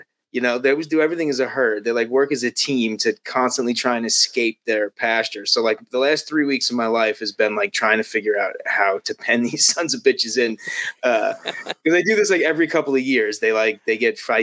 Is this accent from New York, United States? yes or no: yes; Long Island, New York, United States; moved away as an adult; also born or lived in Las Vegas, Nevada; I grew up on Long Island.